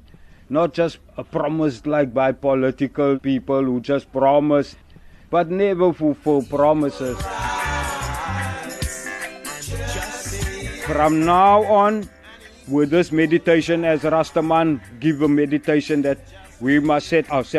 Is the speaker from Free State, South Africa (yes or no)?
no; Cape Town, Western Cape, South Africa; now in Knysna, South Africa; I was born in Grassy Park in Cape Town, and that is now nicely 59 years ago. So my life in Grassy Park was a struggle in the sense of the previous system that we were brought up